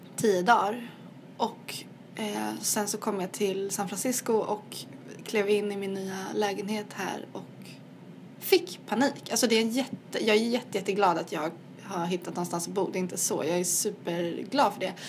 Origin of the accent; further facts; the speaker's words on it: Sweden; accent: Swedish; moved away; min svenska accent